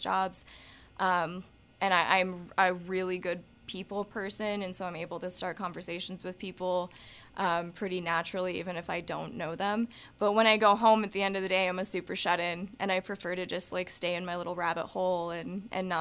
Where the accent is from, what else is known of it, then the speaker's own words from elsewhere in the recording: Montana, United States; growing up in Montana